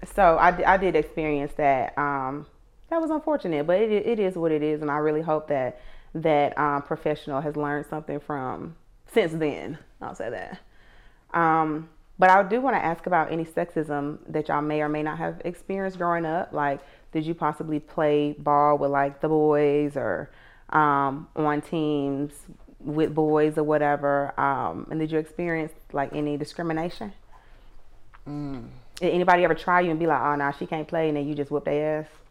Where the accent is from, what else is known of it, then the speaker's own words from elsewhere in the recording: Atlanta, Georgia, United States; I'm from Atlanta, um, and I went to Tri Cities High School